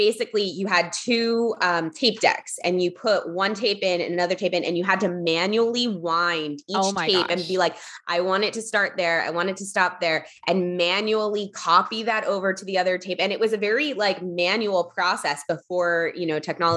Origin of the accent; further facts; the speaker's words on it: Philadelphia, Pennsylvania, United States; moved away as an adult; also born or lived in Los Angeles; I grew up in Philadelphia